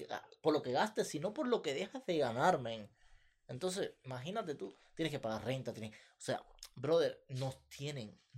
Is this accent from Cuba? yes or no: yes; Cuba; moved away; Sí, nosotros somos de Cuba, pero eh, no estamos cerca del mar.